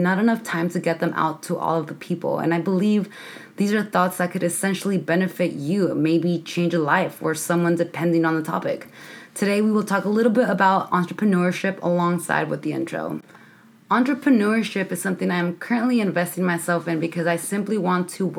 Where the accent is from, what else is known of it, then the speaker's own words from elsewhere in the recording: San Francisco, California, United States; moved away as an adult; I come from San Francisco, the Mission District, 415 all the way, born and raised in the city.